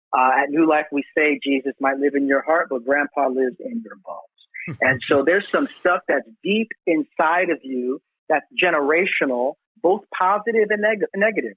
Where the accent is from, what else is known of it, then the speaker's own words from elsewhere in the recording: New York City, New York, United States; I was born in Brooklyn, but yeah, Puerto Rican descent